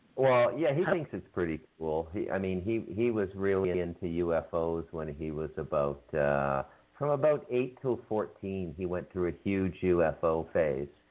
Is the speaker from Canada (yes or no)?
yes; Canada; I have a little native blood being Canadian, and then I'm pretty much ethnically Scottish